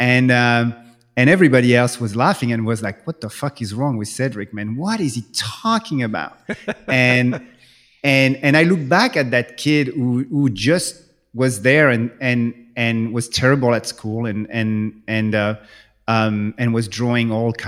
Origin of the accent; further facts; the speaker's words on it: France; English is a second language; moved away; when I grew up in France